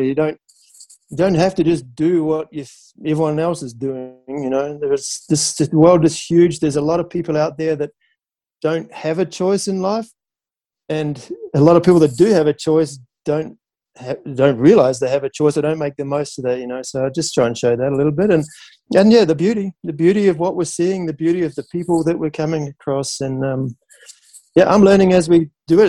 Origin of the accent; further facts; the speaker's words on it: New Zealand; growing up in New Zealand on the beach